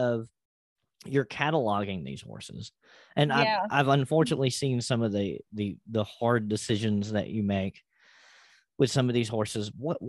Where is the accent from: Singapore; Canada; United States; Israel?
United States; Appalachia; I am ethnically Appalachian.